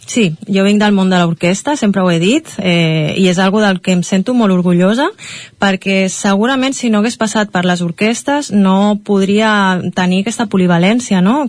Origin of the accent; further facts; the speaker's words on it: Catalonia, Spain; com a catalana i com a culer que soc